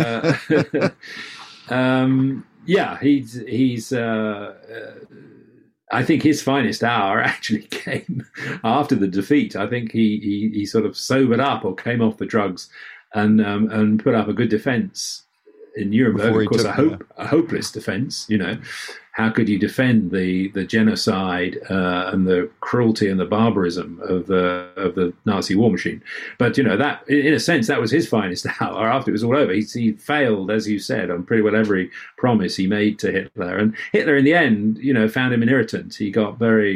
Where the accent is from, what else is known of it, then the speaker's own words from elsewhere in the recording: London, United Kingdom; As a Londoner, I grew up in London and I've lived in London most of my life with a few excursions elsewhere, but mostly in London